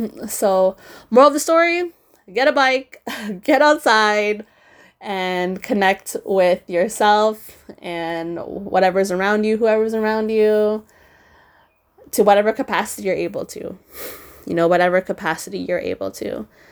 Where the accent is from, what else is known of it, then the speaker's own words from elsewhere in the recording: Philippines; for those of you who don't know, I am Filipino, super proud, as I wasn't very proud growing up